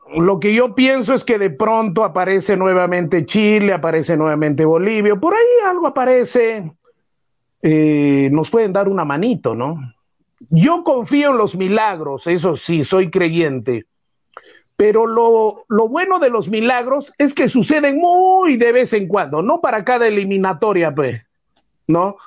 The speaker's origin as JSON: {"language": "Spanish", "country": "Peru", "said": "soy peruano"}